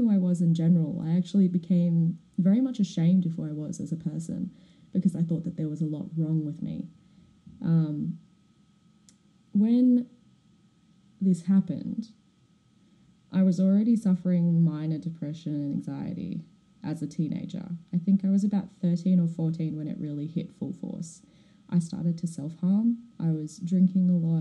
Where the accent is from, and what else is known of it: Melbourne, Victoria, Australia; born or raised there; also born or lived in Perth, Western Australia